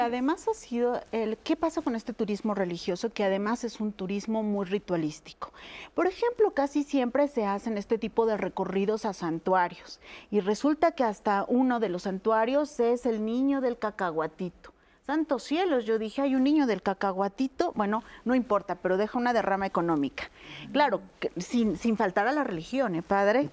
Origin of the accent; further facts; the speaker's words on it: Mexico; los que somos mexicanos